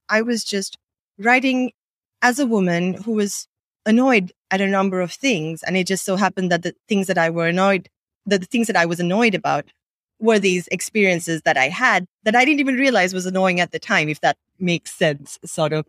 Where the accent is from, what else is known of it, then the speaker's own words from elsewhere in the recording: Sri Lanka; English is a second language; also born or lived in Bay Area, United States; I grew up in Sri Lanka, um, speaking English as a second language